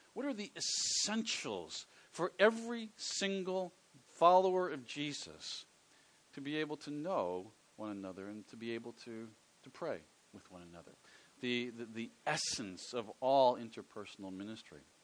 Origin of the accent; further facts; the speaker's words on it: Philadelphia, Pennsylvania, United States; I grew up in the Philadelphia area, which is on the east coast of the United States